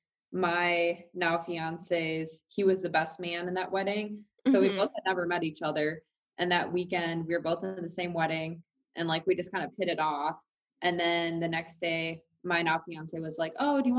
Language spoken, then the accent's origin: English; Dubuque, Iowa, United States; now in New York City, United States; I'm from Dubuque, Iowa